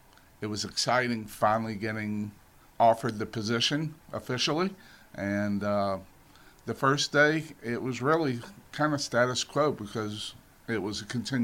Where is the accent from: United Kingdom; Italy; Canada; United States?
United States; the South; moved away; I'm from the South.